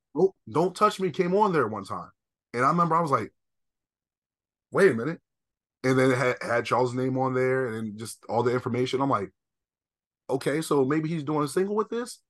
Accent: East Coast, United States; I'm from the East Coast

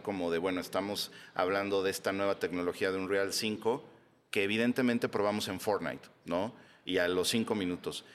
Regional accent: Mexico

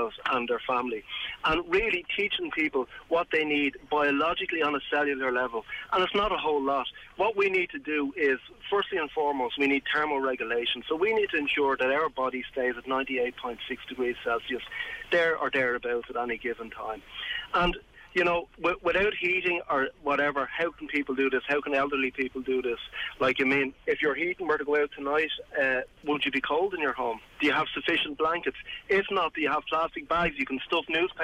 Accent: Wicklow, Leinster, Ireland; I'm from Wicklow.

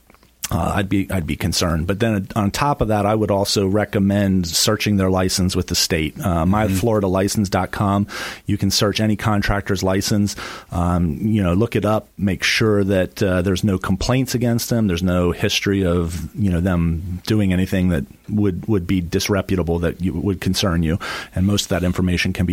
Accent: Pennsylvania, United States; moved away as an adult; now in Florida, United States; I'm not originally from Florida. I'm not a native to here. I'm originally from the Northeast, from Pennsylvania.

